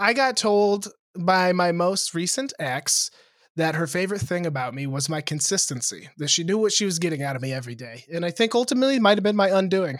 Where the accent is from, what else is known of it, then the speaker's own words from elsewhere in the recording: Lewistown, Montana, United States; moved away; in my hometown, in Lewistown, Montana, which is seven thousand people.